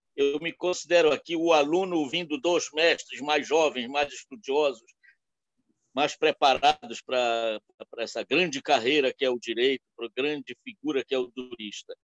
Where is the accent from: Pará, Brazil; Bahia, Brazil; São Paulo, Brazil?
Pará, Brazil; Belém; moved away; also born or lived in Nova Friburgo, Rio de Janeiro; eu sou paraense, de Belém, mas passei anos em Friburgo.